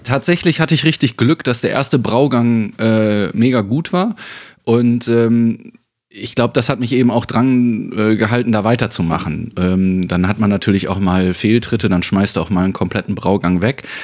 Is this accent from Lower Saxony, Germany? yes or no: no; Bünde, North Rhine-Westphalia, Germany; moved away; war ich dann natürlich auch wieder ganz fest in Bünde zurück, ohne dass ich es irgendwie so geplant hatte oder dass es äh, klar für mich war, sondern hier war irgendwie das Projekt in meiner Heimatstadt